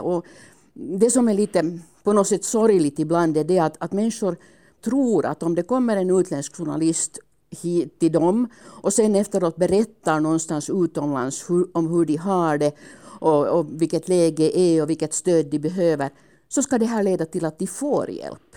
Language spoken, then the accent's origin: Swedish; Finland; hemma i Finland